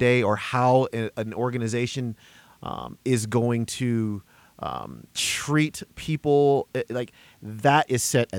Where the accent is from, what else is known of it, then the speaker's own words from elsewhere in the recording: Denver, Colorado, United States; I was born and raised in Denver, and this was a medium-sized city when I was